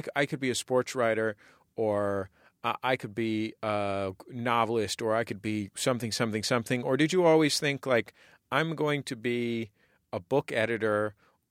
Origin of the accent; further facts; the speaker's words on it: San Francisco, California, United States; I grew up in San Francisco in the 80s and 90s